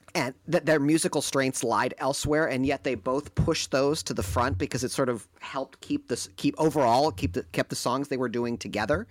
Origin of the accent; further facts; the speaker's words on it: outside Detroit, Michigan, United States; also born or lived in Ann Arbor, Michigan; growing up outside Detroit